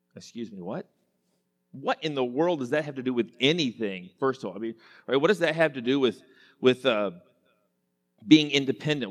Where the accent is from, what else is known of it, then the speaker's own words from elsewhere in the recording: Enid, Oklahoma, United States; I grew up in Western Oklahoma. Enid, Oklahoma is my hometown.